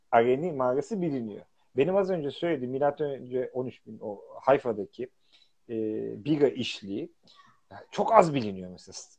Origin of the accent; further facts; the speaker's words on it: Istanbul, Turkey; now in England; Kadıköylüyüm. Yani ben karşının çocuğuyum